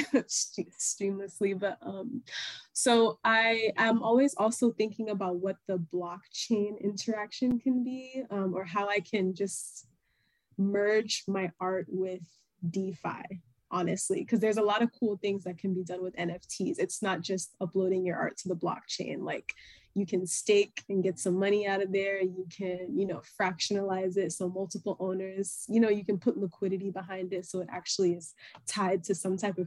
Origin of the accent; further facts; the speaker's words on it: Florida, United States; also born or lived in Nigeria (ancestry); now in Houston, United States; my family's origin is Nigeria. I was born and raised in Florida, and I currently reside in Houston, Texas